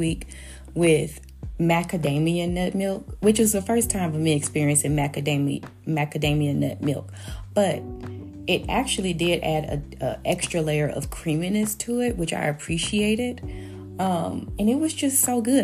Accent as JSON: {"language": "English", "town": "Memphis", "region": "Tennessee", "country": "United States", "said": "I'm from Memphis"}